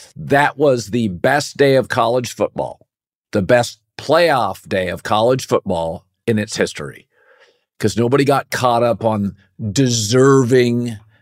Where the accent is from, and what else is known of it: Pacific Northwest, United States; born or raised there